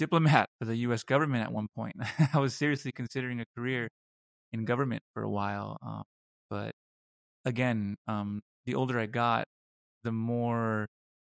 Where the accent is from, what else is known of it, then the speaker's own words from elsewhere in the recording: Los Angeles, California, United States; moved away as an adult; now in Munich, Germany; I grew up in Los Angeles in a suburb of LA in a predominantly working